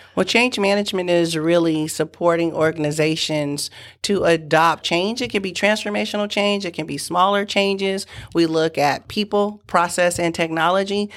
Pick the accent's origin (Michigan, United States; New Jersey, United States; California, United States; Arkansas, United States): California, United States; San Francisco; also born or lived in Galveston, Texas; we moved from Galveston, Texas, Texas to San Francisco, California. Uh, we moved in with my great aunt and uncle